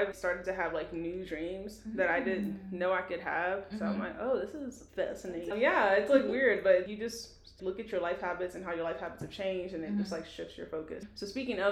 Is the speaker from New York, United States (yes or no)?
yes; New York City, New York, United States; moved away; also born or lived in Missouri; I'm a New Yorker, not an American